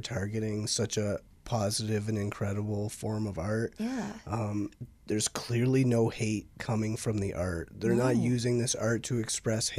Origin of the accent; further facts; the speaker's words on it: Windsor, Ontario, Canada; I'm from Windsor